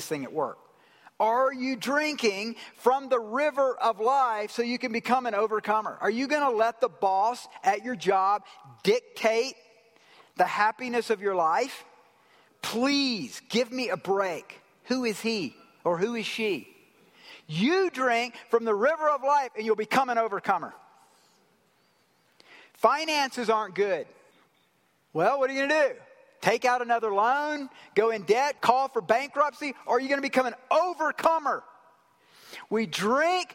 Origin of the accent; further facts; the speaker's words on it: Georgia, United States; I'm from Georgia